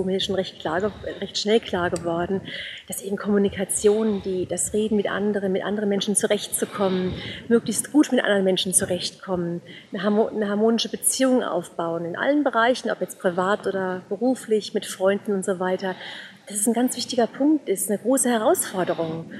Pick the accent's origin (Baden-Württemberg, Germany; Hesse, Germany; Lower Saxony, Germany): Hesse, Germany; Offenbach am Main; now in Bavaria, Germany; ich komme ursprünglich aus Offenbach